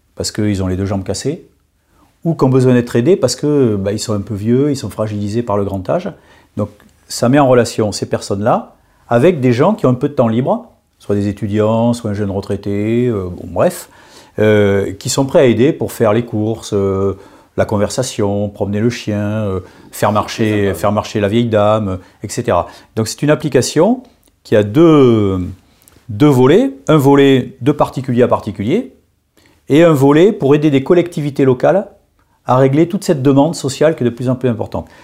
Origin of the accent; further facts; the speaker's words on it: Bordeaux, Nouvelle-Aquitaine, France; moved away as an adult; now in Paris, France; j'ai quitté ma province, j'ai quitté, mon beau Bordeaux pour aller à Paris